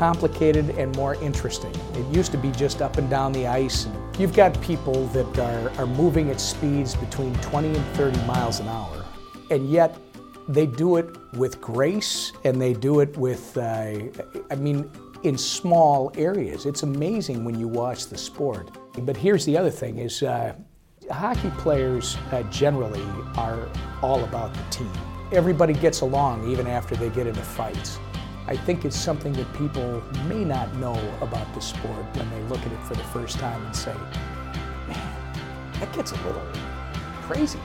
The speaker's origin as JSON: {"language": "English", "region": "Minnesota", "country": "United States", "tie": "born or raised there", "said": "we come from Minnesota. I started skating when I was probably 3 years old"}